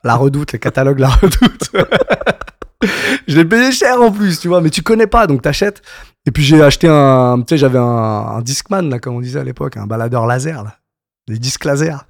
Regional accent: Paris suburbs, Île-de-France, France; j'ai grandi en banlieue parisienne, donc, euh, dans le soixante-dix-sept

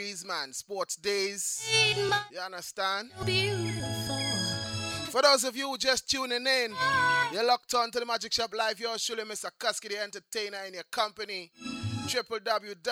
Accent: Trinidad & Tobago; I grew up in the Caribbean

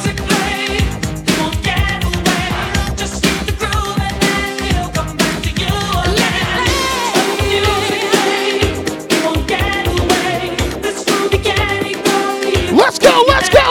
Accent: Montreal, Quebec, Canada; I'm from Montreal, which is in Canada.

